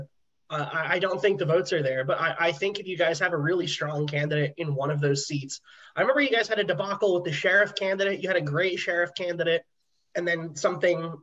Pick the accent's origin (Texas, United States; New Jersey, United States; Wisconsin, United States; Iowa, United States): New Jersey, United States; Warren County; I'm from Warren County, so like there are guns here. All my friends have guns, so I grew up around it